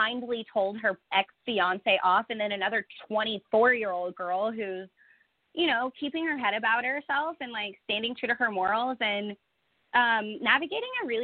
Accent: Fort Worth, Texas, United States; I just bought a house in Fort Worth, my hometown

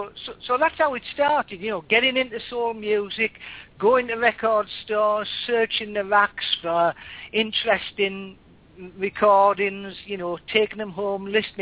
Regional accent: England, United Kingdom; I'm English, as people can tell. I'm based in the UK, and I've lived in the UK all my life.

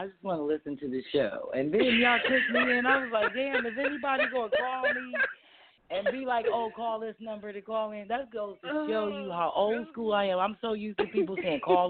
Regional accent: Kirkwood, Missouri, United States; moved away as an adult; now in Philadelphia, United States; I grew up out in Kirkwood

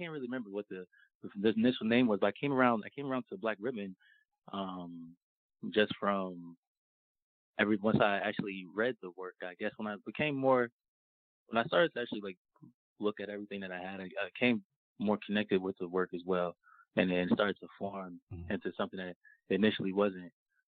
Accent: Atlanta, Georgia, United States; I'm from Atlanta.

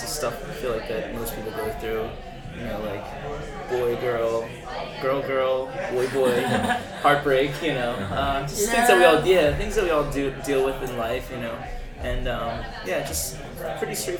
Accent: Philadelphia, Pennsylvania, United States; I'm from Philadelphia

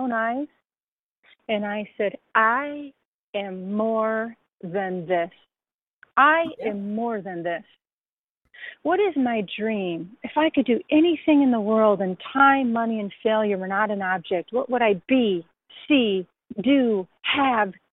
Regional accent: Racine, Wisconsin, United States; moved away as an adult; also born or lived in Hawaii; I'm a girl from Racine, Wisconsin.

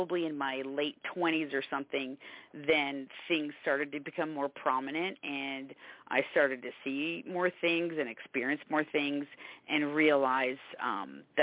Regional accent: Canada; now in Savannah, United States; I'm actually from Canada

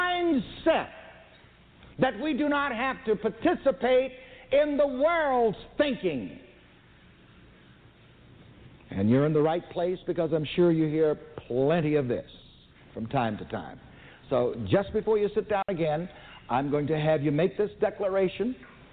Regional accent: the South, United States; I was born and raised in the South, and we used to play some little ring games.

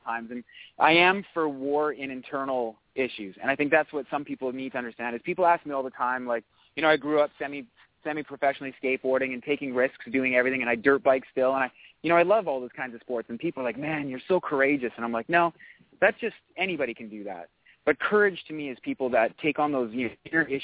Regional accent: Canada; we are Canadian

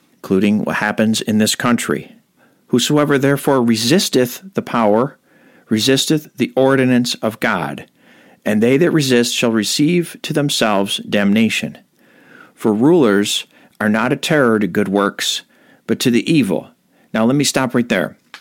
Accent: United States; I was born here and my parents are Americans. So I'm an American

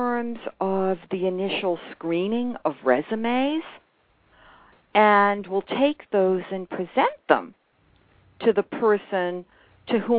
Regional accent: Boston, Massachusetts, United States; Big Bucks Bank in Boston, Massachusetts. That's my hometown.

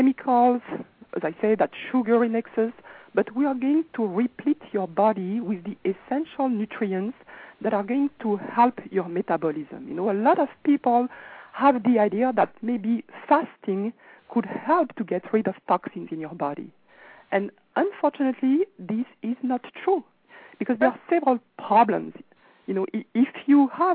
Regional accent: France; now in Los Angeles, United States; I'm actually from France, but I am actually now calling from Los Angeles

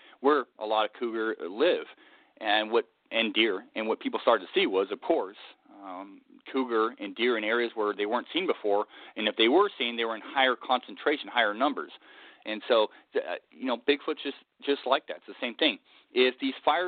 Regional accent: Southern California, United States; growing up in Southern California, my parents losing their house during the Cedar Fire

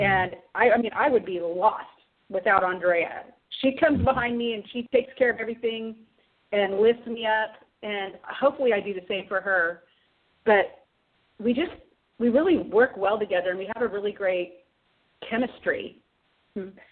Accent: San Francisco Bay Area, California, United States; I was born and raised also in California, but in the San Francisco Bay Area

